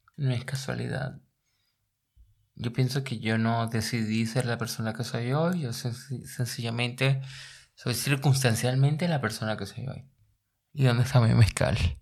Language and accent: Spanish; La Guaira, Venezuela; now in Berlin, Germany; vengo de La Guaira. las inundaciones de La Guaira del año 1999 no me llevaron. Arrastraron mi guardería y mi primaria